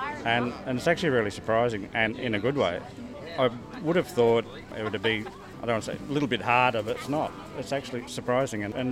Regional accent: Newcastle, New South Wales, Australia; I'm actually from Newcastle, so I'm with the spiritualist church in Newcastle

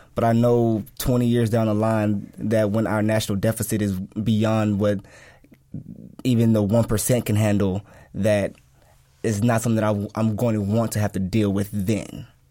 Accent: Dallas, Texas, United States; I grew up in Pleasant Grove

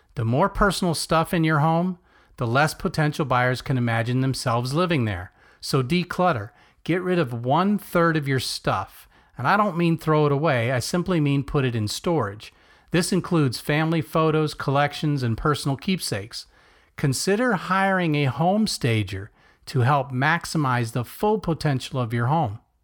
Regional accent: Melbourne, Florida, United States; coming to you from my hometown of Melbourne, Florida

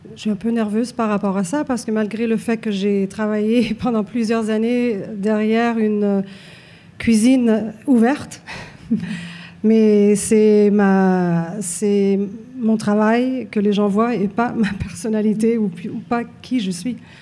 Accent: Montreal, Quebec, Canada; je suis Née ici à Montréal, je me considère québécoise

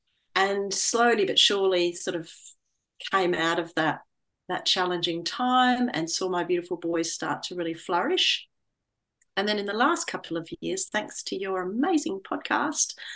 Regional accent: Australia; moved away as an adult; also born or lived in London / north of England; When I returned back to Australia, I studied to become a teacher librarian, and then I worked in a public library in my hometown

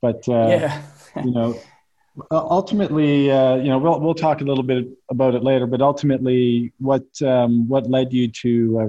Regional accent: Eastern Canada, Canada; I mean, I'm from Eastern Canada, so we don't have any pro sports teams.

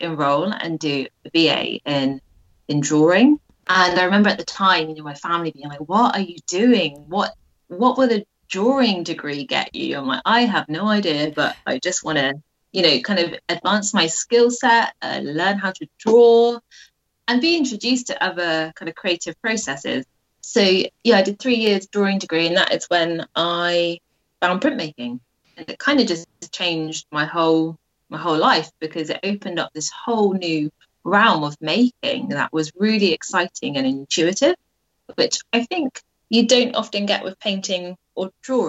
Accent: Royal Wootton Bassett, South West England, United Kingdom; now in Bristol, United Kingdom; I grew up in Royal Witham Bassett, which is a small town in Wiltshire.

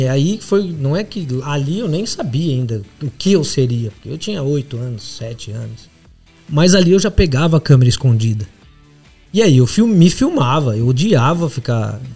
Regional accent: Assis, São Paulo, Brazil; moved away as an adult; now in São Paulo, Brazil; Sou de Assis, do interior de São Paulo

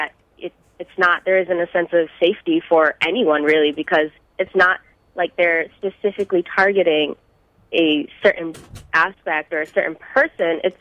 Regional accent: United States; Muslims living in America are American as well

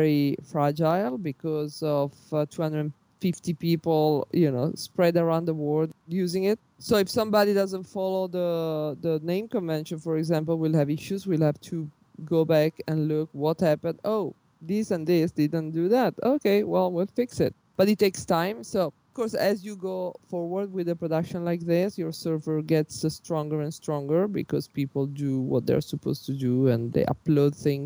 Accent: Milan, Lombardy, Italy; I was born in Milano

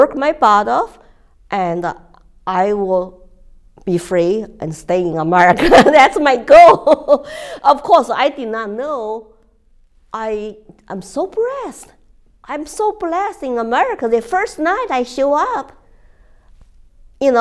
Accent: China; English is a second language; moved away as an adult; also born or lived in Texas / Colorado; now in United States; When I first left China

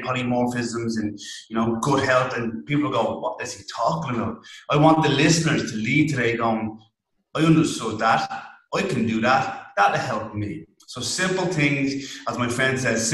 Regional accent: Ireland; accent: thick Irish; a strange thick Irish accent

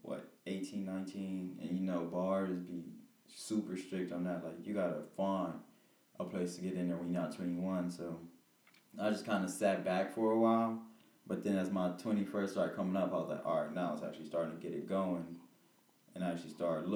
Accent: Peoria, Illinois, United States; I'm from Peoria, Illinois

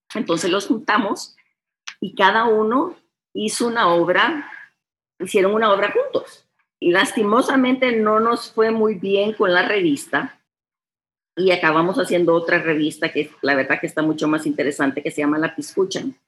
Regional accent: United States; first language Spanish; moved away as an adult; now in San Salvador, El Salvador; Aquí nací, pasé la mayoría de mi niñez en Estados Unidos, pero regresé aquí

